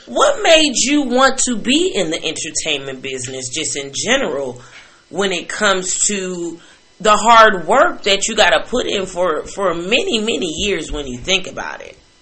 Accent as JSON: {"language": "English", "town": "Chicago", "region": "Illinois", "country": "United States", "said": "I'm from Chicago, and you know Midwest"}